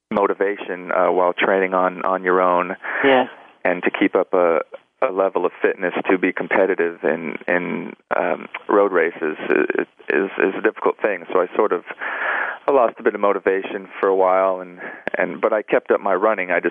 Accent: Los Angeles, California, United States; I was born and raised in in Los Angeles.

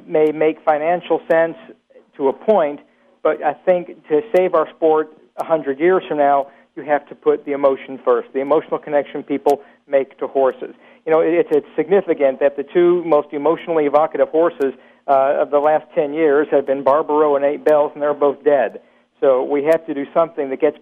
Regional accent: Louisville, Kentucky, United States; My hometown is Louisville, Kentucky, so naturally I'm a horse racing fan by birth and by cultural inclination

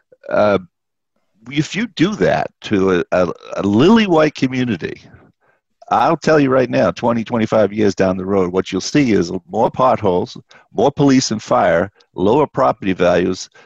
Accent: Boston, Massachusetts, United States; I grew up in Boston in public housing

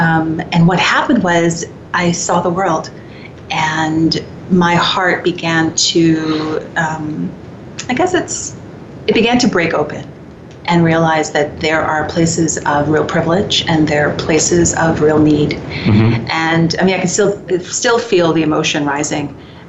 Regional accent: Canada; I can definitely, as a Canadian, speak to our propensity for inclusion, for actions of justice, for a momentum toward reconciliation

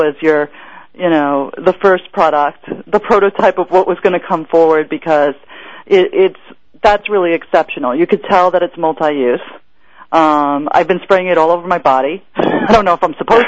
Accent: Long Island, New York, United States; also born or lived in Queens; as a kid growing up in Long Island

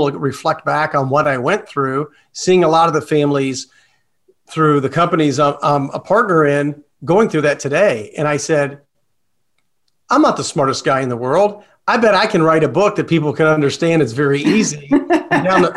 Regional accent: Louisville, Kentucky, United States; now in Lee's Summit, United States; I grew up in Louisville

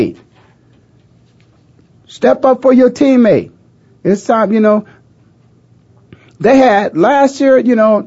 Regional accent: Canton, Ohio, United States; The Hall of Fame city, my hometown

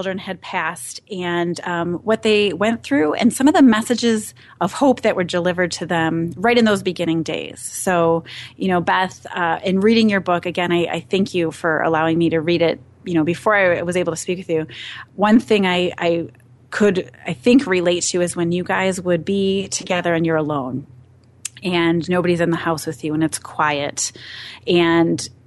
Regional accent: Midwest, United States; I'm from the Midwest

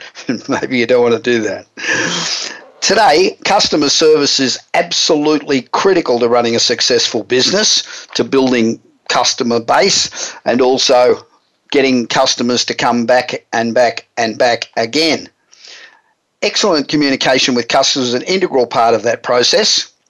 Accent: Los Angeles, California, United States; today we're broadcasting from my hometown of Los Angeles.

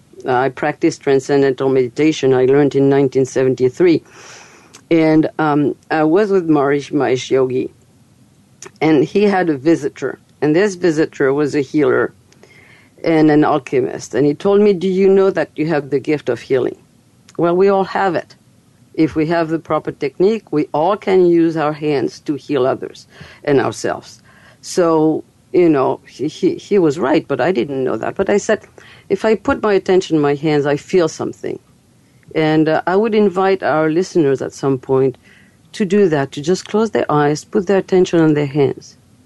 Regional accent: Fairfield, Iowa, United States; to teach a healing technique called Kolaimni in my hometown, Fairfield, Iowa.

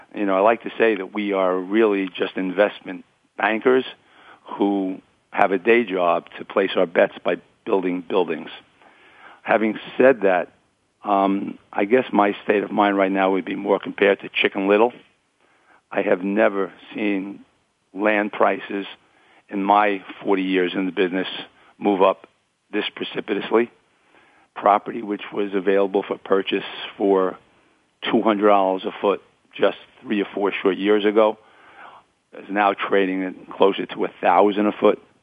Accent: New York City, New York, United States; also born or lived in Queens, New York; being born here in Brooklyn, New York, um, where I grew up with my parents and three siblings

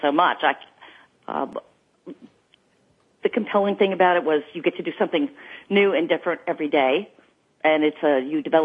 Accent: Los Angeles, California, United States; growing up in Los Angeles and being surrounded by the entertainment industry

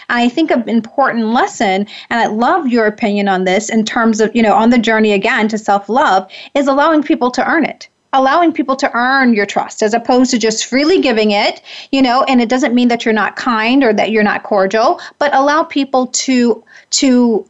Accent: the South, United States; I'm a Southern girl. I grew up in the South

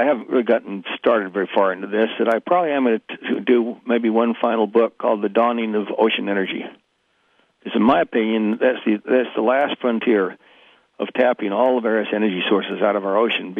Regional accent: Utah, United States; I was from Utah.

